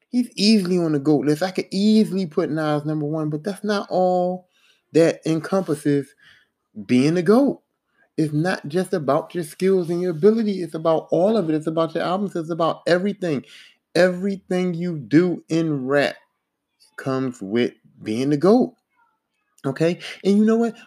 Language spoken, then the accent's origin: English; East Coast, United States; I'm from the East Coast